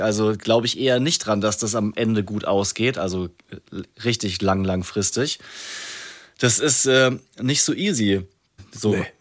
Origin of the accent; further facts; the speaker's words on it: Rhineland-Palatinate, Germany; ich komme auch aus der Pfalz, da kann keiner ein P sprechen.